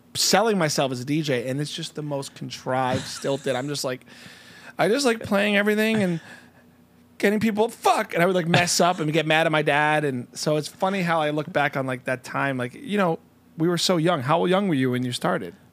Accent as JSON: {"language": "English", "region": "New Jersey", "country": "United States", "moved": "yes", "said": "I'm from Jersey."}